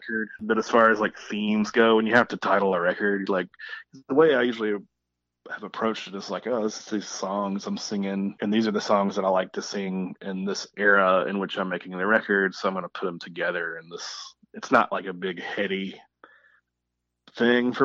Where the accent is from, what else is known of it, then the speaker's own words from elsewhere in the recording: Columbus, Georgia, United States; where I'm from Columbus / Phoenix City